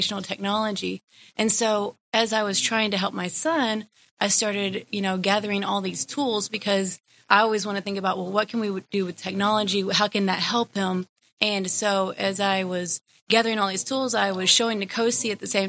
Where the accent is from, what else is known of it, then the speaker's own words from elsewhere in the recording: Fort Worth, Texas, United States; I am from Fort Worth, Texas. And I've lived there all my life